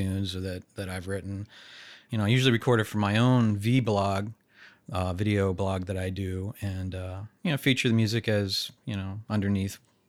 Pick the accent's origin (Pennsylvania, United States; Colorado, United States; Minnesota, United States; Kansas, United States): Pennsylvania, United States; Philadelphia; moved away as an adult; also born or lived in New York City; now in San Diego, United States; I'm from the Philadelphia area.